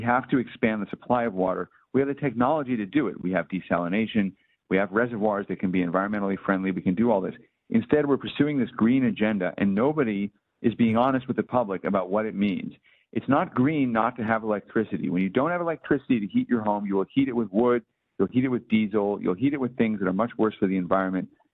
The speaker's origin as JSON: {"language": "English", "town": "Skokie", "region": "Illinois", "country": "United States", "tie": "born or raised there", "said": "I grew up in Skokie, which is just down the road from Highland Park."}